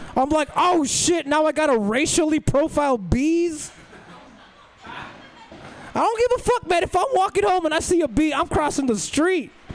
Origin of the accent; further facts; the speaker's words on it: Los Angeles, California, United States; Los Angeles, me too